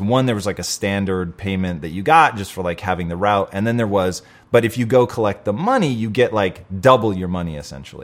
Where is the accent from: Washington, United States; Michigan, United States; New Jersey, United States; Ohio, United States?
Washington, United States; Tacoma; now in Los Angeles, United States; I grew up in Tacoma, Washington.